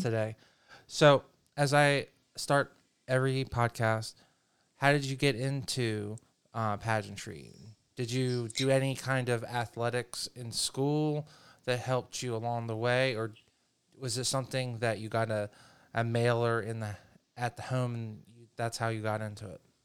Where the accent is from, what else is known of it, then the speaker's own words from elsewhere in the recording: the North, United States; being a Northerner